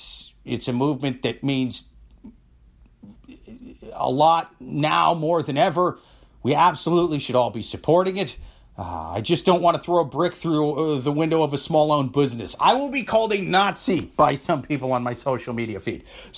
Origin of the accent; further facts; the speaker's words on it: Iowa, United States; Yeah, I'm from Iowa. I know.